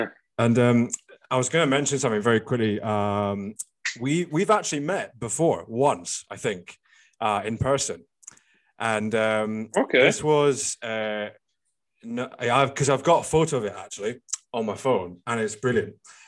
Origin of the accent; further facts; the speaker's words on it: Scotland, United Kingdom; I mean, I'm a big Scottish supporter. I mean, I was brought up and born in Scotland all my life